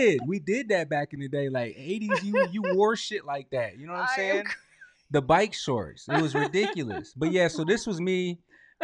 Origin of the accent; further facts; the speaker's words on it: Lansing, Michigan, United States; I grew up on Hillcrest in MLK.